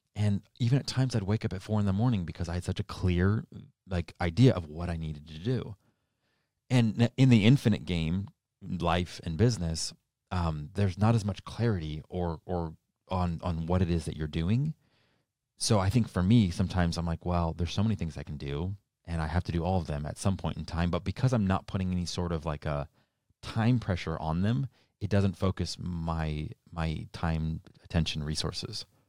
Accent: New Hampshire, United States; now in Arizona, United States; I grew up in New Hampshire and I moved here to Arizona

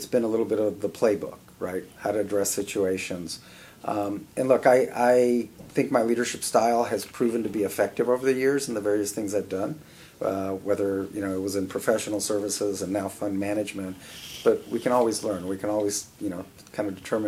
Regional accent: Miami, Florida, United States; I was born in 63 in Miami

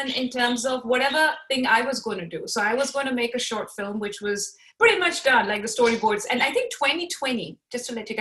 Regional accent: Pakistan; I am from Pakistan

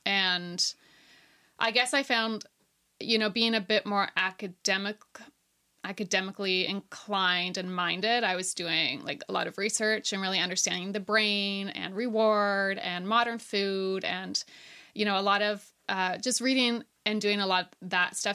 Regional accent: Ontario, Canada; moved away as an adult; now in Nova Scotia, Canada; I grew up in Ontario

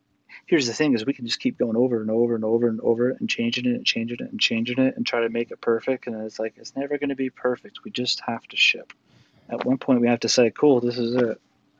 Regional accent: Utah, United States; from Utah, but yeah.

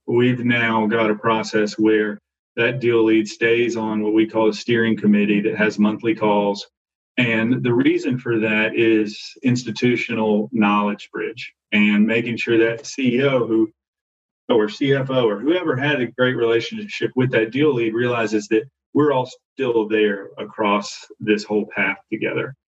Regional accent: Arkansas, United States; I grew up in Arkansas

